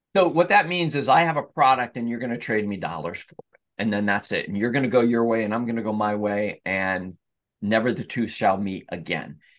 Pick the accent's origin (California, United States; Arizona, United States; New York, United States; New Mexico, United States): New York, United States; Newburgh; also born or lived in Catskill, New York / Schoharie Valley, New York; I grew up in the Hudson Valley in Newburgh, New York